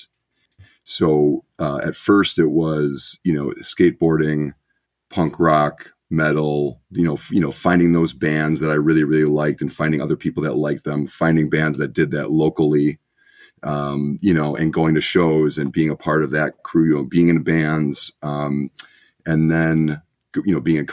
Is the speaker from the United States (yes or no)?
yes; Milwaukee suburbs, Wisconsin, United States; My family was originally from Milwaukee. We moved out to the suburbs, I want to say when I was 5.